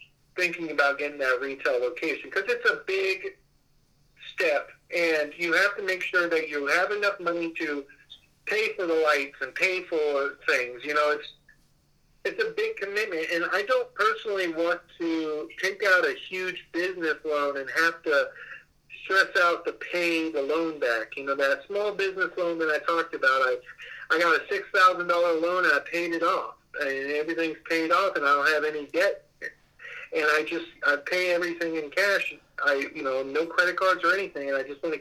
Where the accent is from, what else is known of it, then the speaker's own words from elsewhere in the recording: Las Vegas, Nevada, United States; I'm from Las Vegas